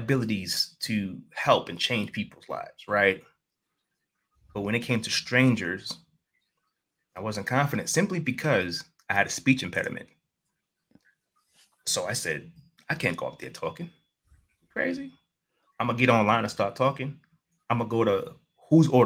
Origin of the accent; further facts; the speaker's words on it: New York City, New York, United States; I'm from New York City.